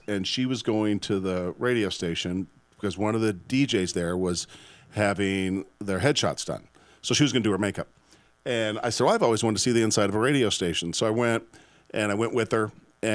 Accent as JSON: {"language": "English", "town": "Omaha", "region": "Nebraska", "country": "United States", "tie": "born or raised there", "also_born_or_lived": "Syracuse, New York", "moved": "as an adult", "lives_now": "Austin, United States", "said": "So cool, you guys were in my hometown."}